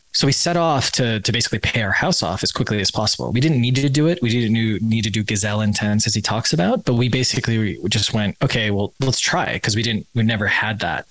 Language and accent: English; Wisconsin, United States; I grew up in Wisconsin